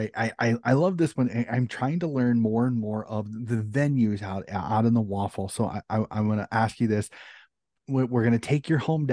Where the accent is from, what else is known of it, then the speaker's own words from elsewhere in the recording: United States; being an American